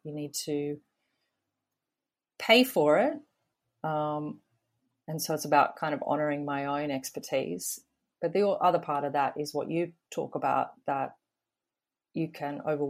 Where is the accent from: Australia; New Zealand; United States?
Australia; being an Aussie, and currently I work out of Sydney, and that's the beauty of the internet.